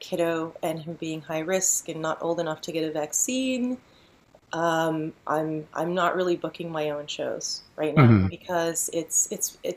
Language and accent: English; Tennessee, United States; I grew up in Tennessee with parents from Israel who were very liberal